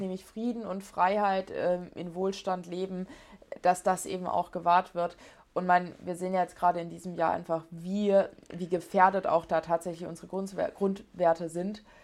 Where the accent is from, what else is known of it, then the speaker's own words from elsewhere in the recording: Ettlingen, Baden-Württemberg, Germany; also born or lived in Heidelberg / Stuttgart; da bin ich dann auch richtig äh, Patriot für meine Heimat